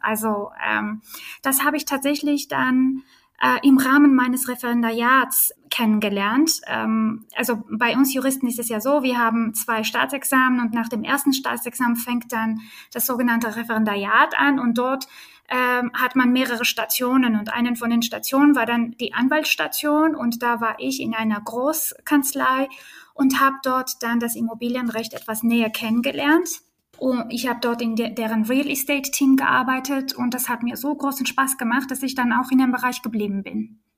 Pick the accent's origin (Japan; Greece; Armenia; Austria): Armenia; German is a second language; now in Berlin, Germany; ich bin geboren und aufgewachsen in Armenien